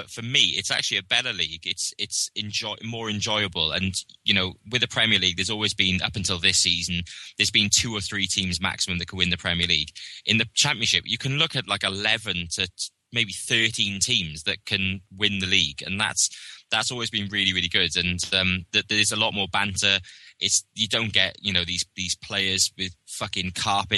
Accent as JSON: {"language": "English", "region": "Wales", "country": "United Kingdom", "said": "as a Welshman"}